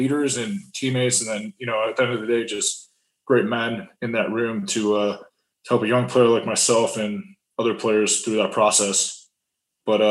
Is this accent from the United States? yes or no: yes; Cleveland, Ohio, United States; moved away as an adult; growing up in Cleveland, Ohio